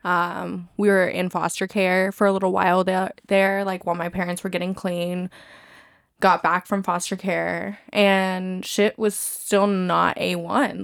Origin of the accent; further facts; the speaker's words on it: California, United States; moved away; I grew up in California